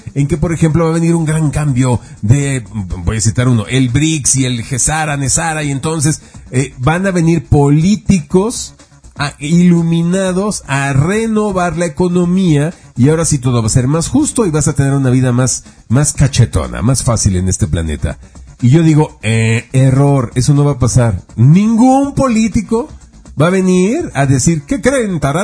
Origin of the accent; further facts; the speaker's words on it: Mexico; los mexicanos pasamos a Estados Unidos